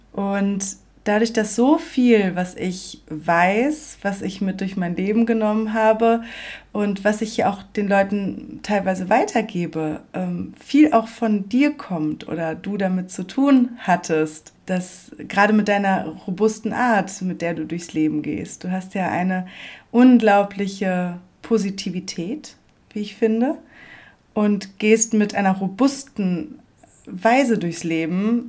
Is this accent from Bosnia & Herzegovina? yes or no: no; Sauerland, North Rhine-Westphalia, Germany; moved away; dort ins Sauerland, wo ich herkomme. Mhm. Wo ich aufgewachsen bin